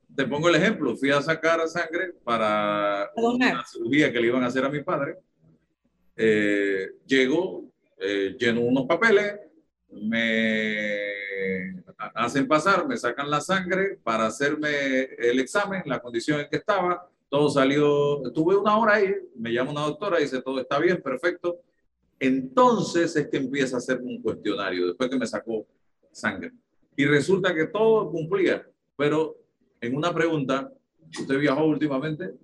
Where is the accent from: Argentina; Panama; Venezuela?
Panama; Somos panameños